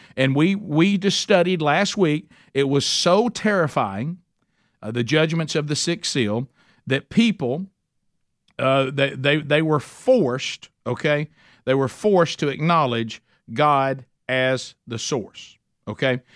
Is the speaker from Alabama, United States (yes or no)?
yes; Alabama, United States; I'm from Alabama